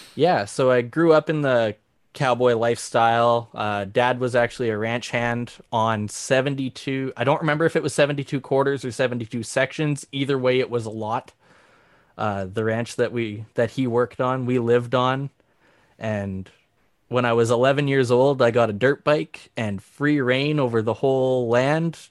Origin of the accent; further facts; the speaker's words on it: Saskatchewan, Canada; moved away; also born or lived in Alberta / Davidson, Saskatchewan / Maple Creek, Saskatchewan / Bon Accord, Alberta; I grew up in Saskatchewan